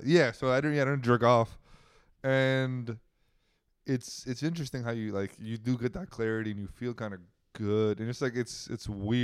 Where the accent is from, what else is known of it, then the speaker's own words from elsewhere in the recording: San Ramon, California, United States; I'm from San Ramon